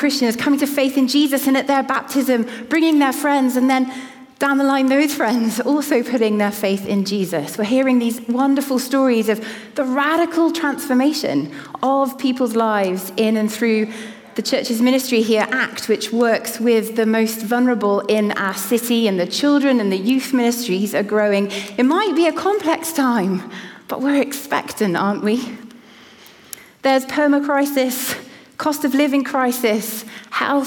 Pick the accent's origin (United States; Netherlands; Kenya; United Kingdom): United Kingdom; Cardiff, Wales; moved away; the church that I grew up in Cardiff